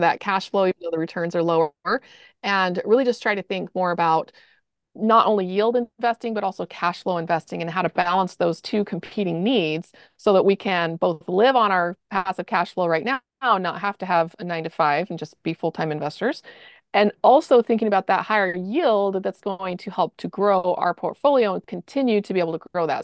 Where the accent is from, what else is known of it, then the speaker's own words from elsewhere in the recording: Austin, Texas, United States; moved away as an adult; also born or lived in Salt Lake City; So we're from Austin. We lived there for twenty years.